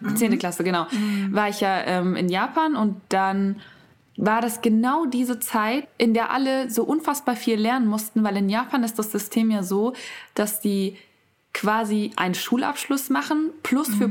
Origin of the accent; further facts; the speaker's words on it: Germany; von mir als Deutsche